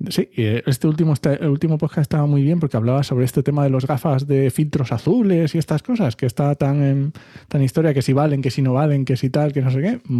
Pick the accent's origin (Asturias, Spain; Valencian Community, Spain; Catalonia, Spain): Asturias, Spain; También es que yo soy asturiano y a lo mejor algo me toca, pero bueno.